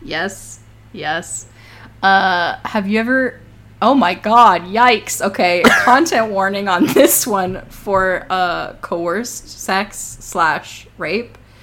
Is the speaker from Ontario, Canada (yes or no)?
yes; Toronto, Ontario, Canada; I grew up in Toronto